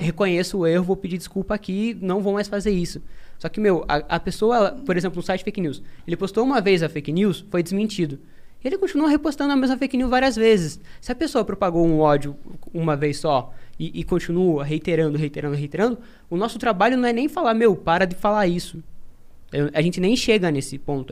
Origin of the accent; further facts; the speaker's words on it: interior of Paraná, Brazil; sou do interior do Paraná